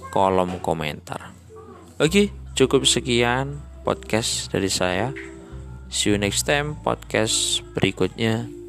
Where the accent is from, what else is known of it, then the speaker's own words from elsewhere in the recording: Kediri, East Java, Indonesia; Saya berasal dari Kediri Yang terkenal dengan nama Kota Tahu